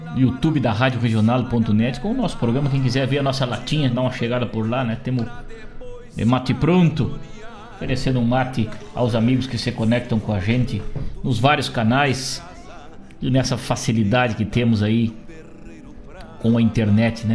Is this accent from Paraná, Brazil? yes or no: no; Rosário do Sul, Rio Grande do Sul, Brazil; moved away as an adult; now in Porto Alegre, Brazil; saí do meu Rosário do Sul, lá que sou natural de Rosário do Sul